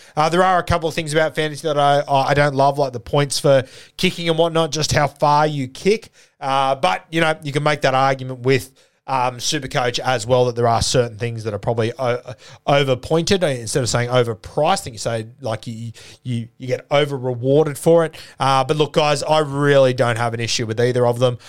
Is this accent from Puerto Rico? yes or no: no; Sydney, New South Wales, Australia; growing up in the South Sydney comp